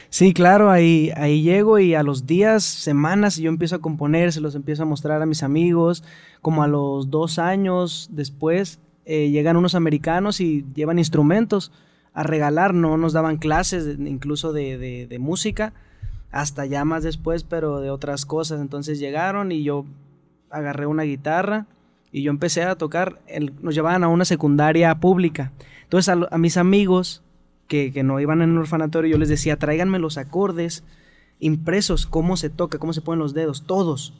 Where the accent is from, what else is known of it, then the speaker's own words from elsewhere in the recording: Mexicali, Baja California, Mexico; also born or lived in Tecate; now in Ensenada, Mexico; Soy nacido en Tecate, criado en Mexicali